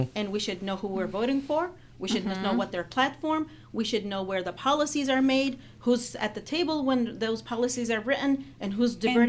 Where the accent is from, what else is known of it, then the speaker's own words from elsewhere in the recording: Palestine; now in United States; where are you from? I say Palestine.